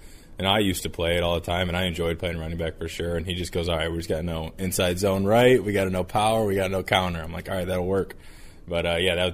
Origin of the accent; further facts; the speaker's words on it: Cleveland, Ohio, United States; moved away as an adult; also born or lived in Michigan; now in Cincinnati, United States; I'm from Cleveland. I was a Browns fan growing up.